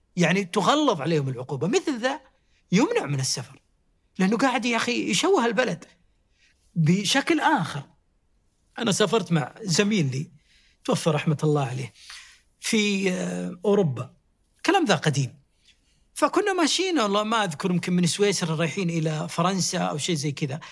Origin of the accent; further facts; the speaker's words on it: Saudi Arabia; إحنا من السعودية